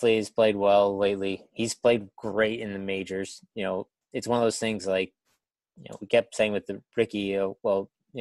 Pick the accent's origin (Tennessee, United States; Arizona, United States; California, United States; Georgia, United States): Tennessee, United States; as a Tennessee fan growing up in Tennessee